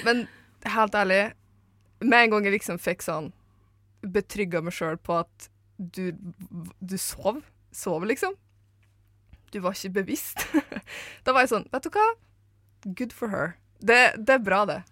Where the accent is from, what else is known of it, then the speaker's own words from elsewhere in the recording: Eidsvåg, Møre og Romsdal, Norway; moved away; jeg er fra Møre og Romsdal. Eh, Eidsvåg i Romsdal, for å være spesifikk